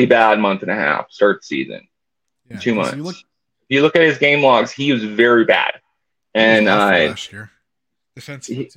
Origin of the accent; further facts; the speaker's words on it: Tucson, Arizona, United States; I am from Arizona. I'm a native Arizonan. I'm from Tucson